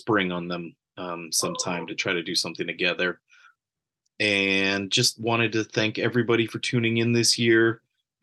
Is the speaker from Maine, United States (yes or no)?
no; San Jose, California, United States; We're all from the South Bay area of California. I'm from San Jose